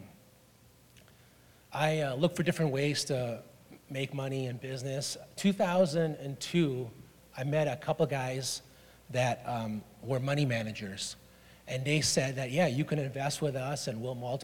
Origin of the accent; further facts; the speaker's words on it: Hong Kong; moved away; I was born and raised in Hong Kong